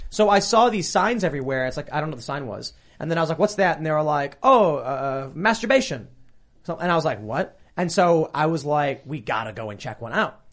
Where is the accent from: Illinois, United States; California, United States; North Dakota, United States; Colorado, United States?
Illinois, United States; Chicago; I'm from Chicago